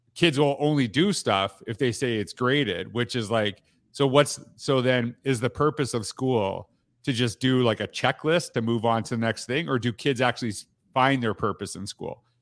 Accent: Canada; I'm from Canada

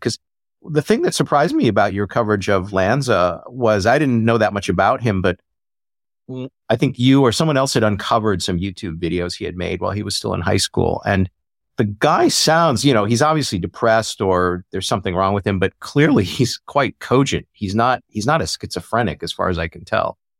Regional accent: Midwest, United States; I grew up in the Midwest

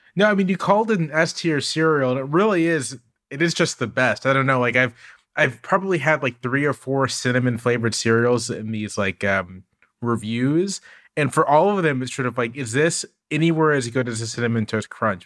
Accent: Virginia Beach, Virginia, United States; I grew up in Virginia Beach, Virginia. My parents were in the military.

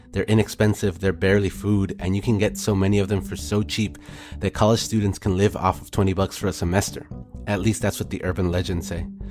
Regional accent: Dallas, Texas, United States; I'm from Dallas

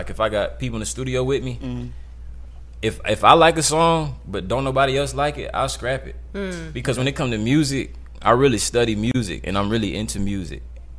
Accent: Decatur, Georgia, United States; Like I'm from the South, I'm from Decatur

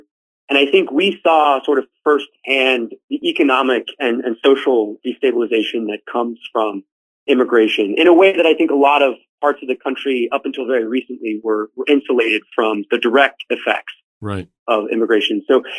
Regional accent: Stockton, California, United States; now in Idaho, United States; I grew up in the Central Valley of California in a place called Stockton

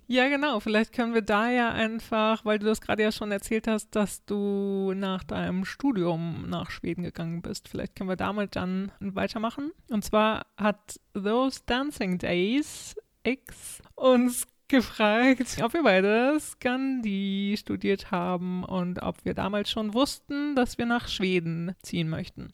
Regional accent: Lower Saxony, Germany; now in Sweden; Ja, ich komme ja aus Niedersachsen

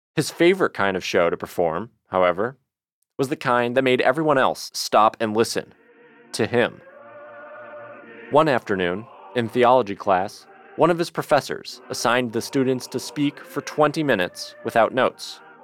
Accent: Detroit, Michigan, United States; Growing up in Detroit

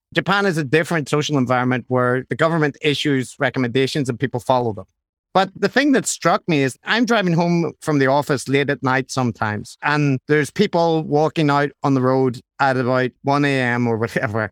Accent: Ireland; I'm Irish

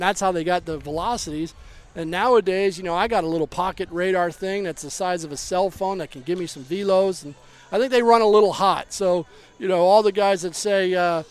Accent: Baltimore, Maryland, United States; I grew up an Oriole fan. I was born in Baltimore

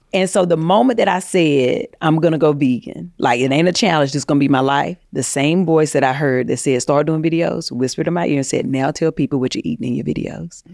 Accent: North Carolina, United States; moved away as an adult; now in Los Angeles, United States; I moved to L A from North Carolina trying to, you know, be an actress and pur-, pursue fame.

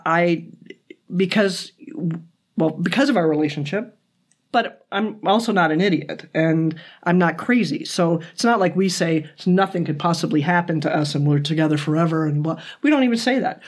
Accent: United States; now in Toronto, Canada; I'm American

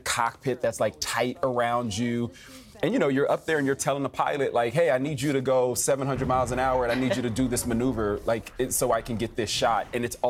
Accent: Oklahoma, United States; moved away; my home state of Oklahoma

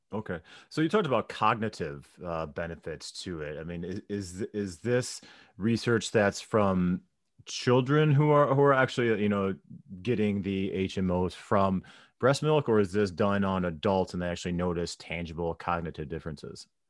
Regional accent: St. Louis, Missouri, United States; I was growing up in Saint Louis at the time

